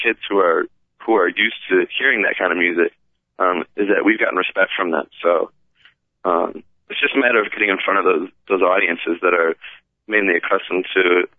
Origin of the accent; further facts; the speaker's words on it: Wheaton, Illinois, United States; Everybody's really nice. It's really, really, really nice. Mm-hmm. And it is kind of, it is very, very conservative environment.